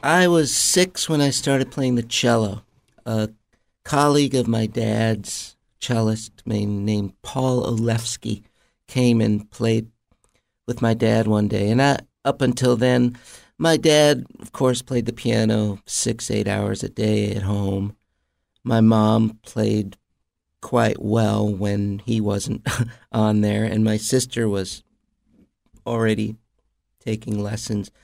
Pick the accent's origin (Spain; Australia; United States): United States; Mount Vernon, Iowa; born or raised there; moved away; also born or lived in Los Angeles